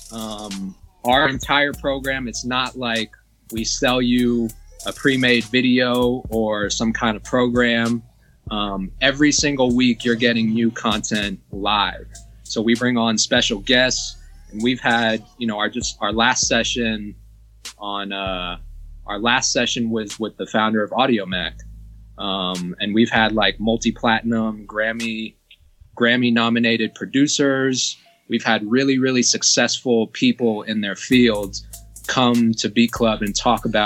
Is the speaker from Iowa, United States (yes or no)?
no; Georgia, United States; you're from my home state